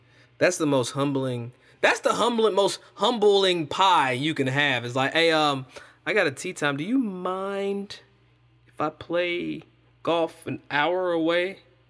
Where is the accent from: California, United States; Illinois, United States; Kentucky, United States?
Kentucky, United States; Versailles; I'm from Versailles, damn it. Why do people keep messing with my where I'm from? It's messed up. The funny thing is, if you go to Kentucky and you say Versailles, they're going to be like, where the hell is Versailles?